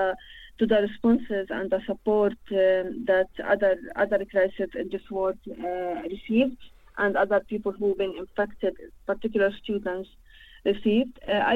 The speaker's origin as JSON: {"language": "English", "town": "Al-Bassa", "country": "Palestine", "second_language": "English", "moved": "yes", "said": "Actually, I am not from Gaza, not from West Bank. I am from a village called Al-Bassa. Al-Bassa, it's in the north of Palestine, on the borders between occupied Palestine and Lebanon."}